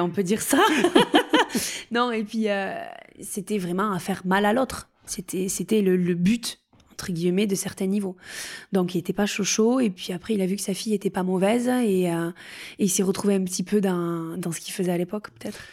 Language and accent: French; Couloumé-Mondebat, Occitania, France; moved away as an adult; also born or lived in Pau; j'ai grandi à Couloumé-Mondebat, dans le Gers, dans les coteaux de plaisance du Gers